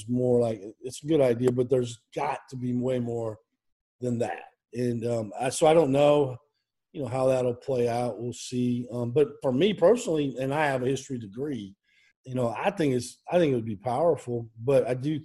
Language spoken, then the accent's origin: English; Iowa, United States; moved away; I grew up in Iowa